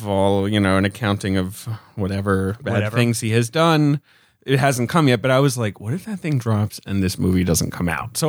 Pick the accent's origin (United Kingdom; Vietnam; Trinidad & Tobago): United Kingdom; England; moved away; I grew up in England.